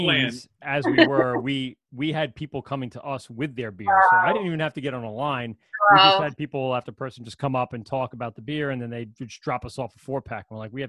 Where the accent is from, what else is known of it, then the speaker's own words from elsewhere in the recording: Ireland; As a Irishman as well, that was our tradition in our family.